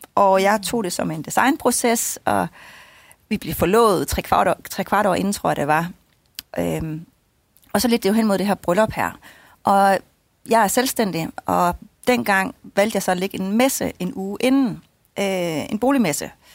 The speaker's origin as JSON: {"language": "Danish", "region": "Jutland", "country": "Denmark", "moved": "yes", "said": "hjemme i Jylland bagefter øh, ved mine forældre"}